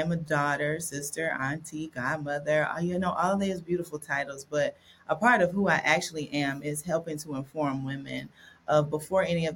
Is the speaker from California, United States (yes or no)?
no; Dothan, Alabama, United States; I was born and raised around the Panhandle. It's Southeast Alabama, so Northwest Florida, Southwest Georgia